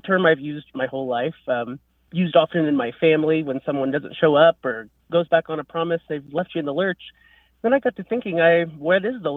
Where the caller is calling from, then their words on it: Kokomo, Indiana, United States; I'm calling from Kokomo, Indiana